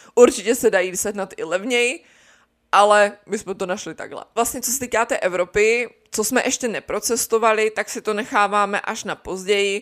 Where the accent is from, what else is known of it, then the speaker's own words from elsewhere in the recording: Czechia; v Česku takový zas tak nejsme